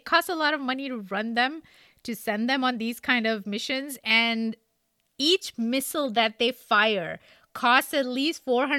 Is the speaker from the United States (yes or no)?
no; India; So you at least learn three languages growing up in India, like involuntarily.